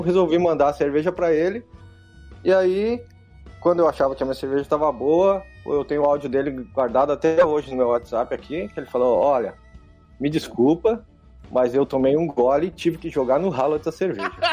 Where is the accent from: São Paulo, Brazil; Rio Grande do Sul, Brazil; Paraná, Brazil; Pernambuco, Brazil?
Rio Grande do Sul, Brazil; Santo Ângelo; moved away as an adult; also born or lived in Algeria / Dominican Republic; eu sou gaúcho do Santo Ângelo